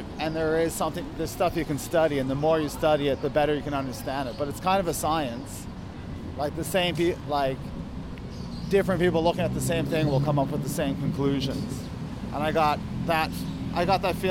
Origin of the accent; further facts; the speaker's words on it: Canada; now in Hong Kong; I'm good from Canada. Work in Hong Kong is good.